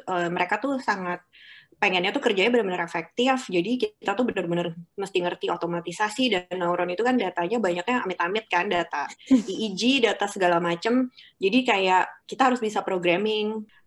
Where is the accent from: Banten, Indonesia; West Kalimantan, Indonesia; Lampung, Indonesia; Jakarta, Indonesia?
Jakarta, Indonesia; kita orang Jakarta yang biasa macet-macetan